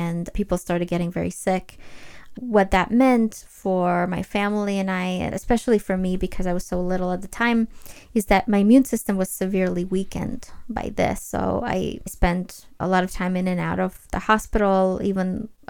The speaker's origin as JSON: {"language": "English", "country": "Ukraine", "tie": "born or raised there", "said": "I was actually born and raised in Ukraine"}